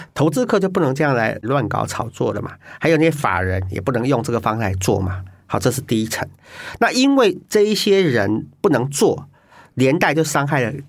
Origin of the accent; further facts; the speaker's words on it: Taiwan; 我们台湾人口一直减少啊，